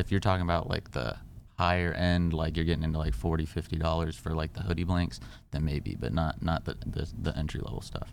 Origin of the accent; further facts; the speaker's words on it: California, United States; I grew up in Cali